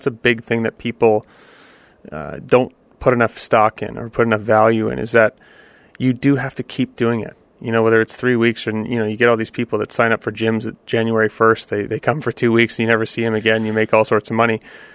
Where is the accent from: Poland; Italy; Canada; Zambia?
Canada; I'm Canadian